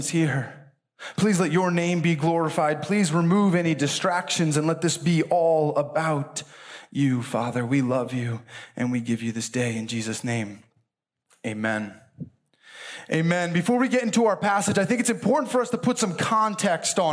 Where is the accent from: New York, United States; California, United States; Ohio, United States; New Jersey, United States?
New Jersey, United States; Milford; moved away as an adult; also born or lived in Chicago, Illinois; I actually grew up in New Jersey, born and raised in Milford, New Jersey